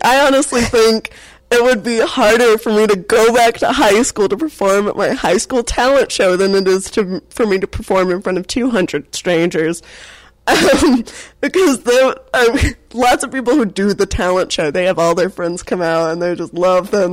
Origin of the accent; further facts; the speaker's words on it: Atlanta, Georgia, United States; also born or lived in North Carolina; I grew up in Atlanta